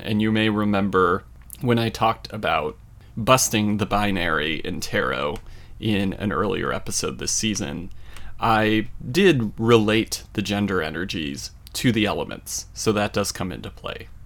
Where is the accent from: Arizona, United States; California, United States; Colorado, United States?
Colorado, United States; my hometown in Colorado